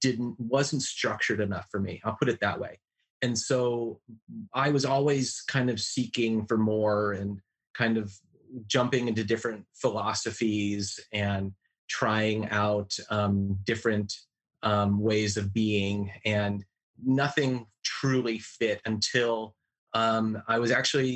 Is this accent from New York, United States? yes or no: no; Cleveland Heights, Ohio, United States; I was raised in Cleveland Heights, Ohio, and was raised a Unitarian Universalist, which is kind of an ecumenical, all-inclusive religion of all religions and philosophies kind of blended